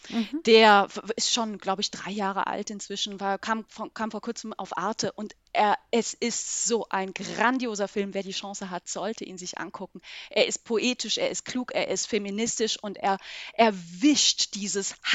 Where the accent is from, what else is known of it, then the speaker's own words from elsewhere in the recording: Eastern Switzerland, Switzerland; das Tagblatt ist die Zeitung der Ostschweiz, wo ich herkomme